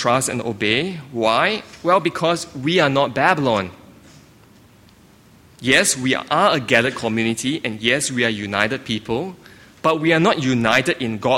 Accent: Singapore; moved away; I grew up in Singapore

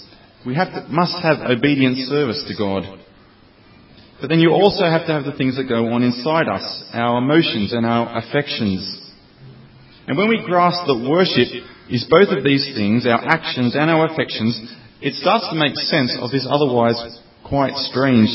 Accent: Australia; moved away as an adult; now in Oxford, United Kingdom; I'm from Australia, and I've been living in the UK for 3 years now

